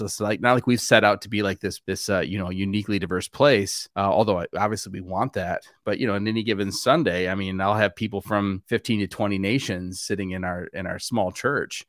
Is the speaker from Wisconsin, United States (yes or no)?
yes; Wisconsin, United States; I grew up in Wisconsin